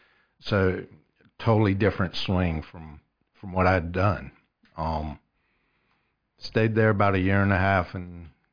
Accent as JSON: {"language": "English", "town": "Columbia", "region": "South Carolina", "country": "United States", "tie": "born or raised there", "said": "I grew up in Columbia behind the VA hospital. Went to Dreher High School."}